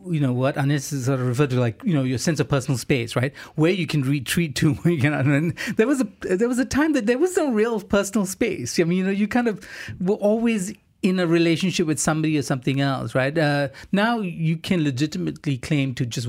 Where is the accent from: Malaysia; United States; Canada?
Malaysia; I'm a Malaysian